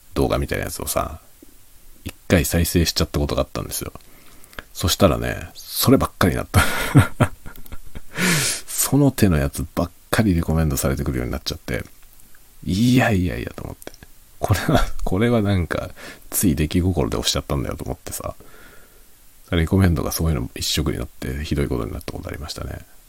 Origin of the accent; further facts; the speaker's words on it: Japan; 日本人である僕